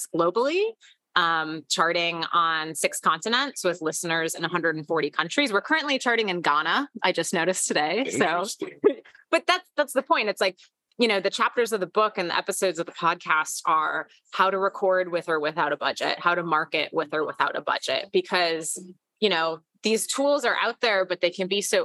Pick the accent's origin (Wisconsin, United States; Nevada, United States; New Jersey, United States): Wisconsin, United States; Hartland; moved away; also born or lived in New York; I'm originally from Heartland, Wisconsin